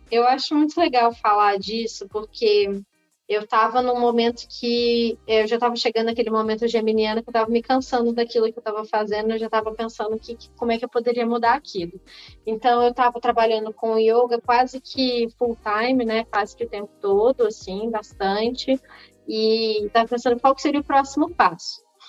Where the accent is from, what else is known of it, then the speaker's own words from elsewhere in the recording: Belo Horizonte, Minas Gerais, Brazil; moved away; also born or lived in Rio de Janeiro; mas eu não sou originalmente carioca, eu sou mineira.